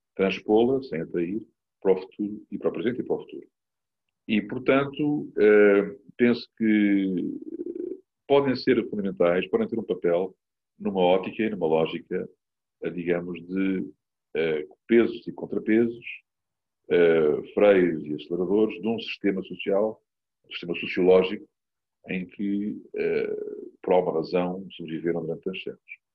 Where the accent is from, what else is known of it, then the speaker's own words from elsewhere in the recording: Portugal; sou português e cidadão português do meu país